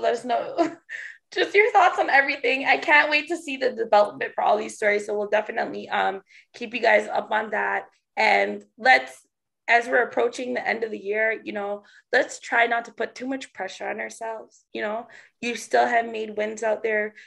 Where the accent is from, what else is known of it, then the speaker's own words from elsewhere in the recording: Canada; being Canadian, we don't have huge churches like